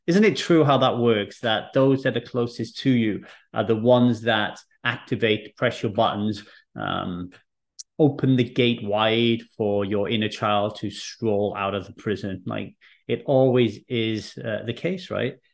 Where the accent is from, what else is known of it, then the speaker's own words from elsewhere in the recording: Wales, United Kingdom; also born or lived in England; when I arrived in Wales